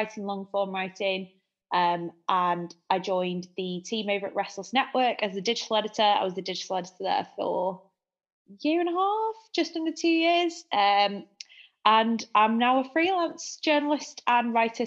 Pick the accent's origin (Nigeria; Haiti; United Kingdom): United Kingdom; Manchester, North West England; accent: Manchester; also born or lived in France; I'm a journalist and a copywriter based in, if you can't tell by my accent, Manchester.